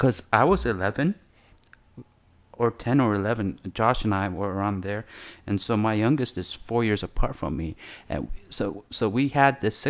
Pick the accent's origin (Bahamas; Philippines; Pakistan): Philippines; Davao, Davao Region; yeah, we're all Davao. We're from Davao.